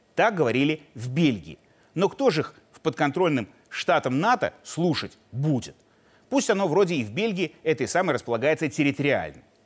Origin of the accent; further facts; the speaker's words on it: Belarus; мы, белорусы, мирные люди